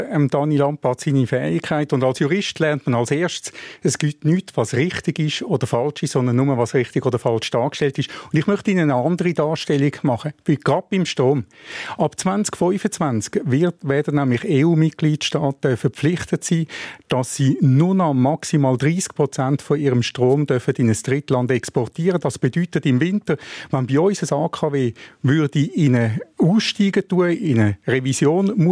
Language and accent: German; Zurich, Switzerland; Und ich als Zürcher, ich wohne in Zürich